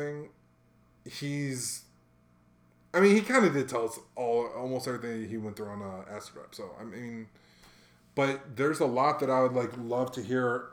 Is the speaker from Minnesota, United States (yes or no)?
no; Hawaii, United States; And I'm from Hawaii, bro.